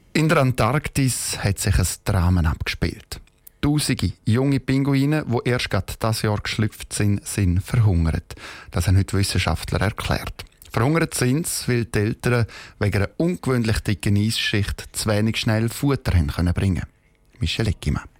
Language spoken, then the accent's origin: German; Switzerland; bei uns in der Schweiz